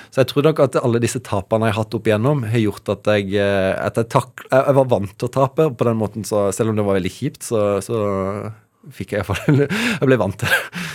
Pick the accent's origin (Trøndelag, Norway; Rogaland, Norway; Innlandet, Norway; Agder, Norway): Agder, Norway; Evje; er jo fra, fra, et lite sted og har alltid vært stolt av det, fra, fra Evje i, i Agder